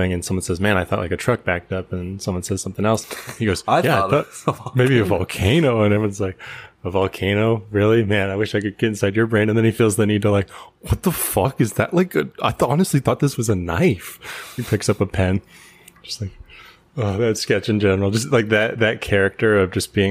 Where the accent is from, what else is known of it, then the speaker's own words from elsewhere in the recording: San Diego, California, United States; moved away; I was from San Diego